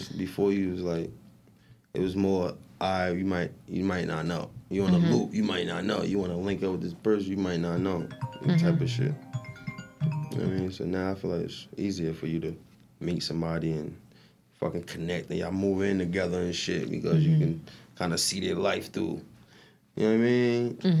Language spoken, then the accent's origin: English; Irvington, United States; I'm from Irvington, so it's that shit, like, it's a bunch of shit.